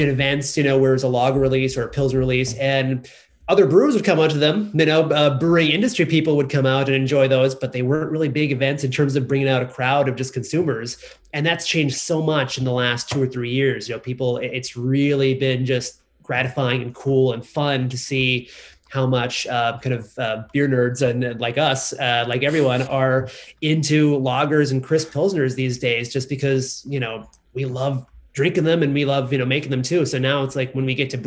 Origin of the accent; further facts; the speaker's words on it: Kansas City, United States; moved away; also born or lived in Southern California; I grew up in Kansas City